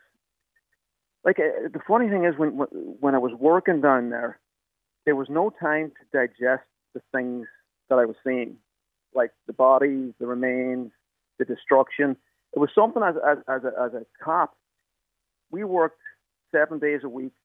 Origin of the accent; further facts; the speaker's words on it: County Donegal, Ireland; moved away as an adult; also born or lived in United States / New York City; now in New York, United States; I did my national school at Dewish National School, and I did my Leaving Cert at Northern Vocational School in Donegal.